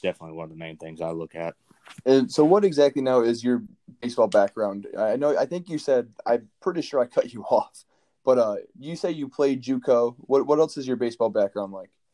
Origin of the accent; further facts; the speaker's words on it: Michigan, United States; moved away; I'm from Michigan. I don't I don't get to come back to my state